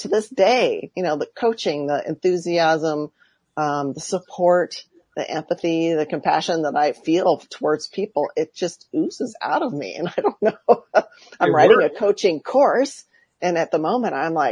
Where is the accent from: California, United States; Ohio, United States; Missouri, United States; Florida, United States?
California, United States; Santa Barbara; now in Woodland Hills, United States; I've been born and raised on the West Coast. I had the absolute spectacular, beautiful childhood in Santa Barbara, California